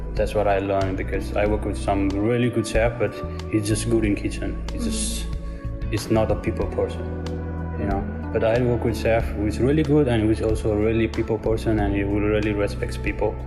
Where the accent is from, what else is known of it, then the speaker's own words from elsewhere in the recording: Nepal; now in Shenzhen, China; I come from Nepal